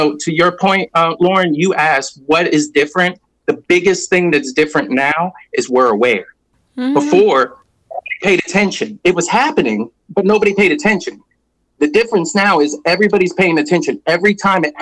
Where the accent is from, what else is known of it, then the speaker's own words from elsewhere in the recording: Atlanta, Georgia, United States; I'm from Atlanta and I'm in Atlanta